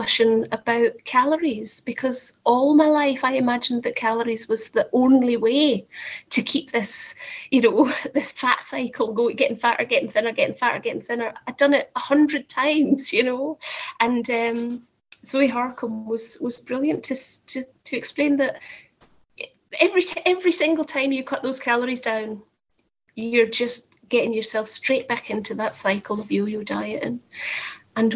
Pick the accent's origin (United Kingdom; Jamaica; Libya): United Kingdom; Scotland; now in Whittlesey, United Kingdom; I am in Whittlesea in the Fenlands, which does not correlate with my accent. I understand I am obviously originally Scottish, but that's where I happen to be living at the moment.